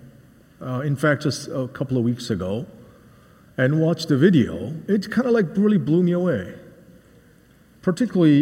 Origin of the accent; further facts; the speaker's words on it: outside of Philadelphia, Pennsylvania, United States; moved away; also born or lived in Seoul, South Korea / Boston, Massachusetts / Ipswich, Massachusetts; I grew up outside of Philadelphia and also partly in Seoul, Korea.